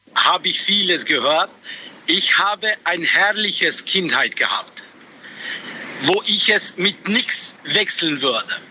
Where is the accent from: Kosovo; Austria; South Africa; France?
Kosovo; German is a second language; now in Heilbronn, Germany; ich bin geboren im Kosovo